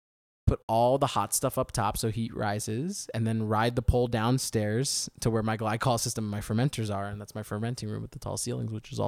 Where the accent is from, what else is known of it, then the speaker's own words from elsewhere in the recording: United States; my hometown where I grew up is like unusually old for the United States, like 1700s.